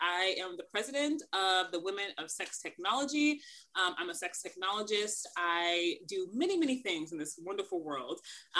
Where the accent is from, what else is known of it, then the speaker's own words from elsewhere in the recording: Kansas City, Missouri, United States; moved away as an adult; also born or lived in New York; I'm born and raised in Kansas City. So that's something important to know about me. I will be living in New York by the time this probably airs, but I'm from Kansas City. I've been enjoying Kansas City for the last 9 months because of COVID